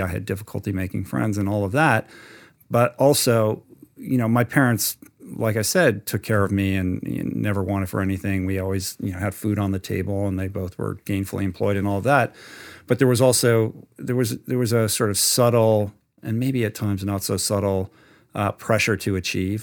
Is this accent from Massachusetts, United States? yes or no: no; Washington, District of Columbia, United States; moved away as an adult; also born or lived in California; I grew up in Washington, D C